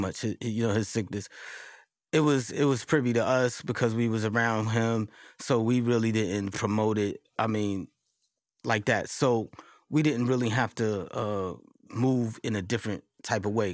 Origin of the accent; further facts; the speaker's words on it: New York City, New York, United States; also born or lived in Marcy Projects, Brooklyn; growing up in Queensbridge